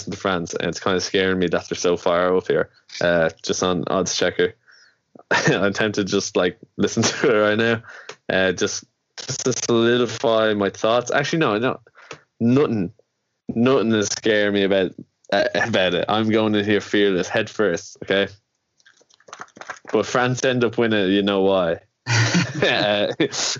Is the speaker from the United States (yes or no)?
no; Ireland; we're from Ireland